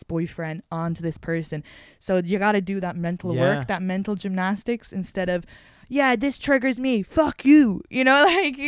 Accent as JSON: {"language": "English", "country": "Ireland", "tie": "born or raised there", "moved": "as an adult", "lives_now": "United States", "said": "it was pretty multicultural where I grew up, because I grew up where Intel and Hewlett Packard, okay, had set roots. So a lot of families would have moved there from outside of Ireland"}